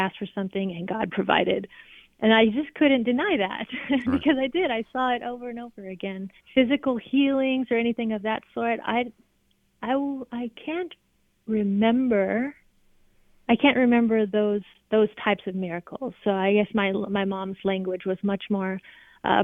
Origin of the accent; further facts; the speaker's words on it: California, United States; moved away as an adult; also born or lived in Alabama; I'm from California, but I moved to Alabama